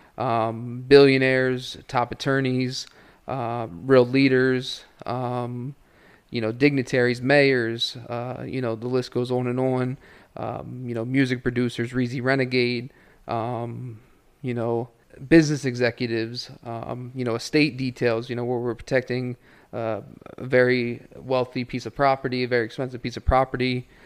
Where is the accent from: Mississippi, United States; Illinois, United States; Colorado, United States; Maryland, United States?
Maryland, United States; Ocean City; also born or lived in Hanover, Pennsylvania; I was born in Hanover, Pennsylvania, uh, grew up in Ocean City, Maryland